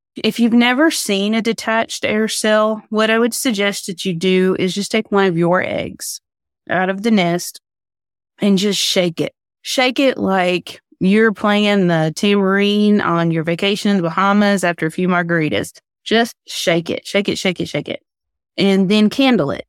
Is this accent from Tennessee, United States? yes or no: yes; Tennessee, United States; I'm from Tennessee